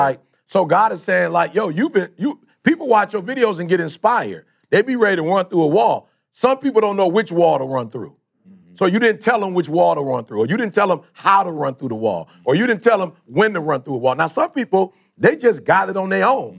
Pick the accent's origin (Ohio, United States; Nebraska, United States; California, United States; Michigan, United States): Michigan, United States; Detroit; also born or lived in Chicago; most of my life, I grew up in Detroit